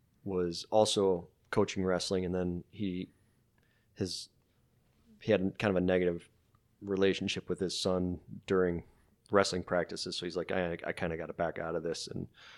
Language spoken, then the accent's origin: English; Wisconsin, United States; I'm from Wisconsin.